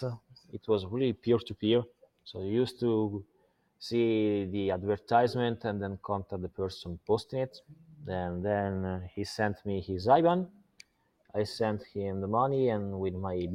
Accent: Italy; moved away as an adult; now in Malta; I was born in Italy 34 years ago. I spent last 10 years in Malta

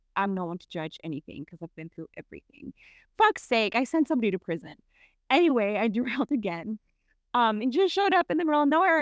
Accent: United States; accent: American; moved away; my American accent

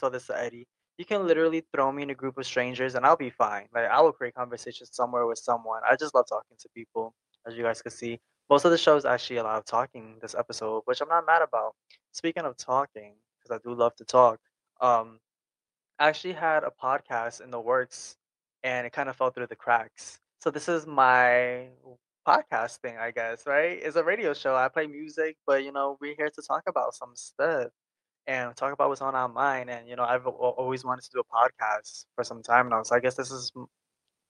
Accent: New York, United States; accent: New York; I'm from New York

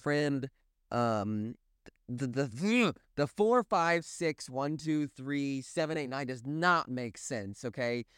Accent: Springfield, Missouri, United States; accent: Midwestern; I'm from Springfield, Missouri, Southwest Missouri.

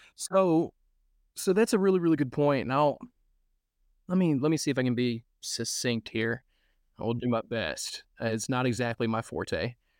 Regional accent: Cadiz, Kentucky, United States; I took a radio job six months later in my hometown of Cadiz

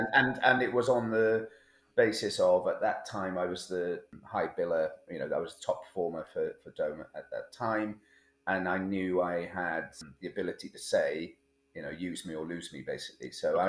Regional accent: Blaenau, Wales, United Kingdom; also born or lived in London; I grew up in Blaenau in South Wales. We'd both living in London.

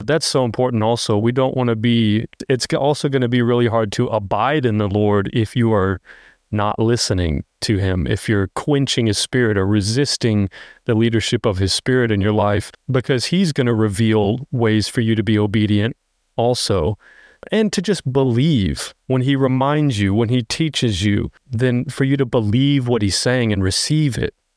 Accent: United States; we're so American.

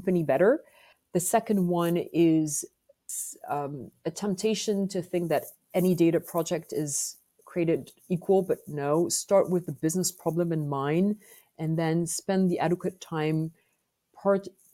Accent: France; accent: French; English is a second language; you must have picked up from my accent that I am French

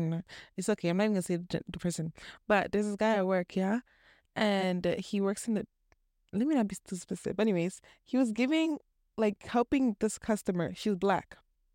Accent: Canada; also born or lived in Toronto; I was born here.

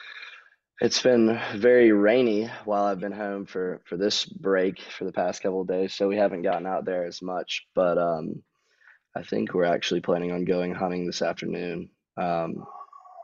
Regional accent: DeBordieu, South Carolina, United States; also born or lived in Virginia; I grew up in Debedu, South Carolina, not far from Cat's house

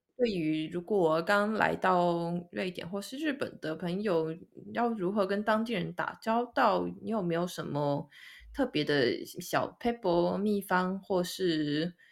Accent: Kaohsiung, Taiwan; moved away as an adult; now in Sweden; 都有种回到高雄的感觉

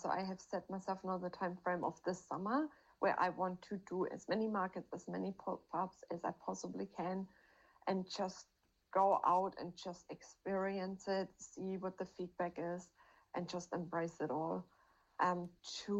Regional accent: Germany; moved away; I'm from Germany

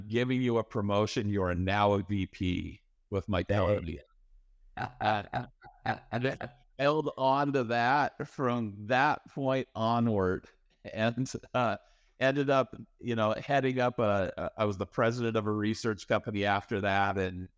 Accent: Idaho, United States; If you go back far enough, I was raised in Idaho, in the US. And aside from raising potatoes, growing potatoes, which is a real thing, by the way, there's not a lot going on. There was a nuclear waste storage facility near my hometown.

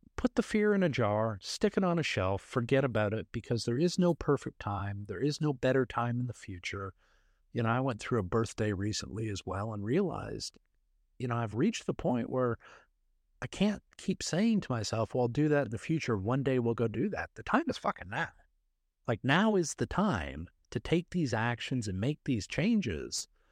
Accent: Canada; now in Dallas, United States; I'm from Canada originally

